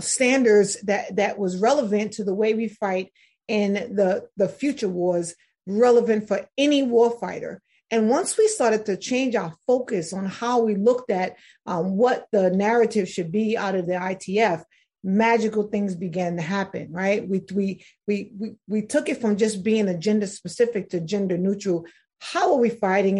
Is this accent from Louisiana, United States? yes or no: no; New York City, New York, United States; I'm originally from New York City